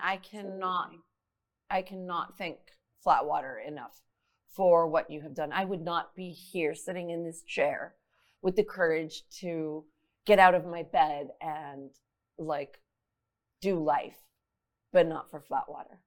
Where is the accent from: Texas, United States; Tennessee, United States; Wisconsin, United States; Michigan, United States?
Texas, United States; Laredo; moved away as an adult; now in San Antonio, United States; moved to San Antonio from my hometown Laredo, Texas